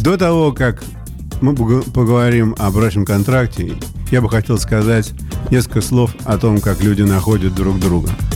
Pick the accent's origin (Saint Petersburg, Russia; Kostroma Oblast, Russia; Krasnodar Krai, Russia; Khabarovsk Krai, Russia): Saint Petersburg, Russia; moved away as an adult; also born or lived in United States; я вот вернулся в родной город Петербург